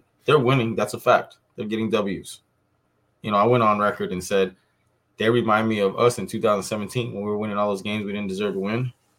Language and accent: English; Miami, Florida, United States; I'm from Miami